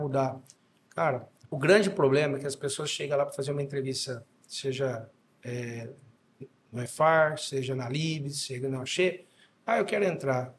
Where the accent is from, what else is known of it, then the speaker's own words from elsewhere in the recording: Dois Córregos, São Paulo, Brazil; also born or lived in Jaú / Bauru / Goiás; Me considero natural de dois córregos, que fica do lado. Então minha mãe foi para Jaú só para me ter, mas sou dois corriguense, dois corriguense.